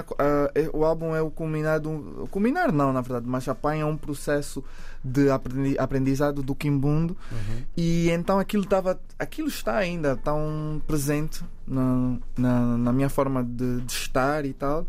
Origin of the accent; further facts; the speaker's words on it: Angola; ter crescido, nascido e crescido em Angola.